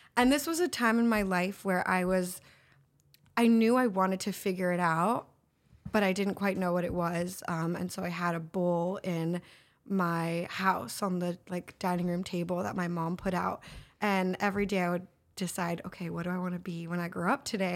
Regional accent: Los Angeles, California, United States; I'm from here, L A.

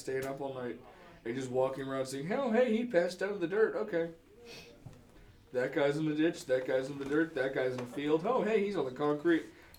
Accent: Illinois, United States; moved away; my buddies come down from Illinois, from my hometown.

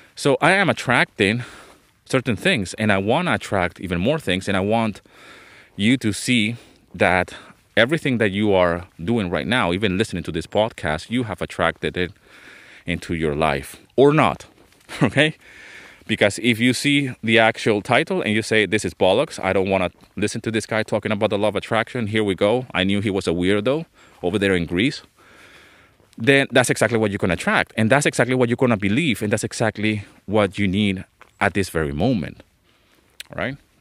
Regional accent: Venezuela; moved away as an adult; also born or lived in London, England; I was born in London, England. Okay, but I grew up in Venezuela

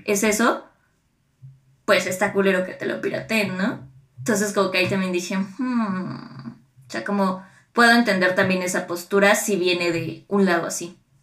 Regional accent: State of Mexico, Mexico; cuando crecimos en el Edomex

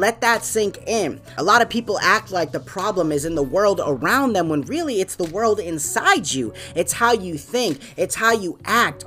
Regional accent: New England, United States; I'm from New England, man. That's my home team

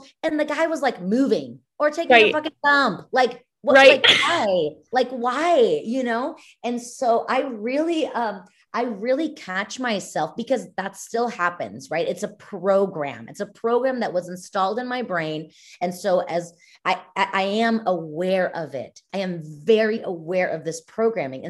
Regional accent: Mexico; now in United States; I'm Mexican. I was born and raised in Mexico, not like here in the States

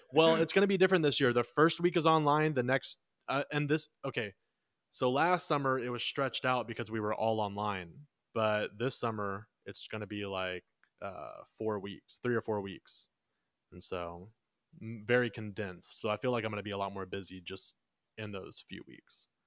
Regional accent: Texas, United States; we're from Texas

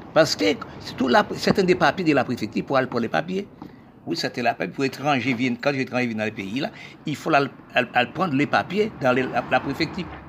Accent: Haiti; nous, les peuples haïtiens

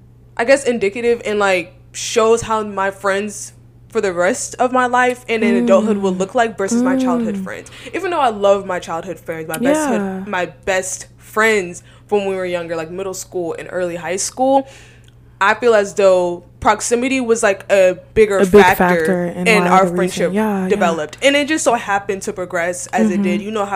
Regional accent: Atlanta, Georgia, United States; moved away as an adult; now in Houston, United States; I'm from Georgia, and I moved to UH without knowing nobody.

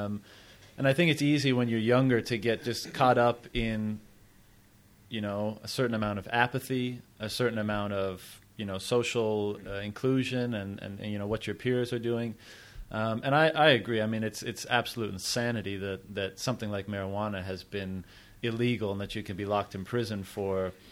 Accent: Canada; moved away; I'm from Canada

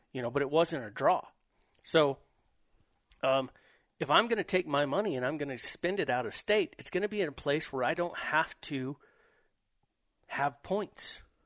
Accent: New Mexico, United States; I'm from New Mexico

